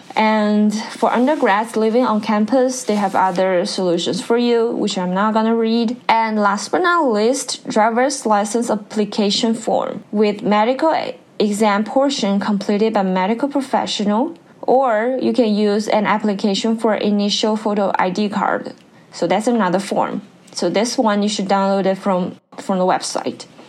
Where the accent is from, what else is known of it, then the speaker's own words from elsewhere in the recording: China; English is a second language; moved away as an adult; now in Pennsylvania, United States; when we are learning English in China